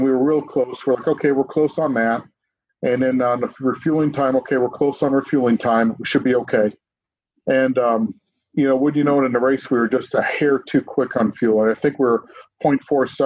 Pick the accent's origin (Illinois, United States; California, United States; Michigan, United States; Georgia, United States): Michigan, United States; Dearborn; I was born in Dearborn, Michigan.